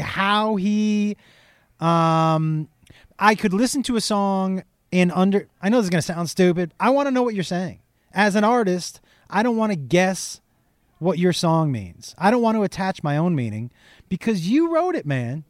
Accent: Amherst, Massachusetts, United States; I grew up in Western Mass, which is kind of a small in Amherst, which is a small town

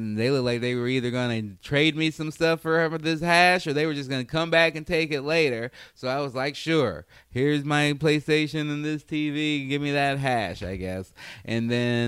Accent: Chicago, Illinois, United States; moved away; also born or lived in Oregon; I grew up in the South Side of Chicago and single mom

